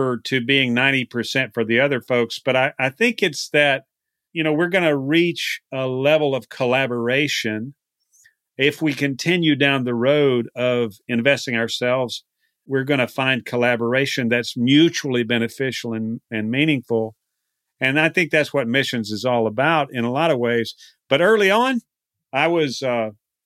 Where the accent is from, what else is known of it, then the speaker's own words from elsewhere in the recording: Texas, United States; moved away as an adult; also born or lived in the Carolinas; I'm from Texas. You know, I spent about how many years out? Over 12 years outside of Texas